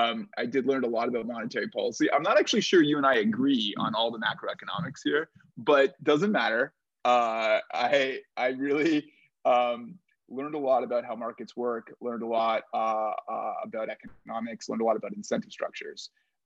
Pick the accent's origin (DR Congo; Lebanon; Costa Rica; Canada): Canada; now in United States; I'm Canadian, and there was no jobs.